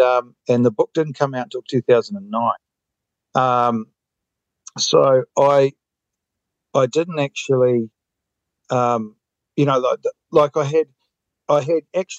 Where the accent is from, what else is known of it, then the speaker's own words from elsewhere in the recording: Queenstown, Otago, New Zealand; moved away as an adult; also born or lived in Auckland / Australia / Vietnam; I live in Queenstown, grew up in Queenstown